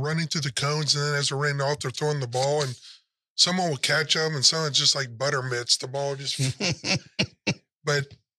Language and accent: English; Dayton, Ohio, United States; So I'm from Ohio, Dayton, Ohio.